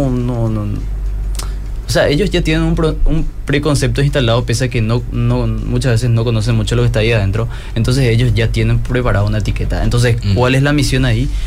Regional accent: Paraguay; hablo a un público que no solamente es de Paraguay, sino también de otros países. Tengo que neutralizar mi acento.

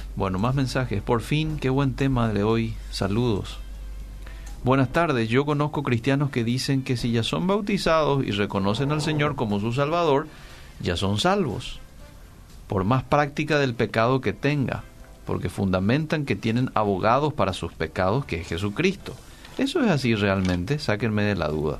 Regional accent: Paraguay; estamos pasando como como paraguayos a nivel mundial

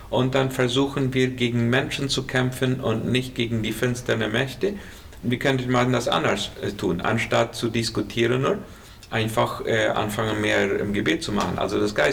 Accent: Colonia Menno, Boquerón, Paraguay; now in Asunción, Paraguay; Ich komme aus Kolonie Merno ursprünglich und eine lange Zeit auf Kilometer 81 gewesen.

